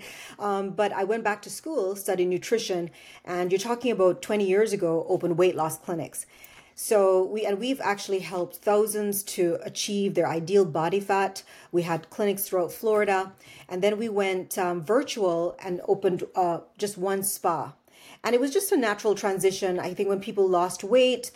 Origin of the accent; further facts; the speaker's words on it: Jamaica; moved away; growing up in Jamaica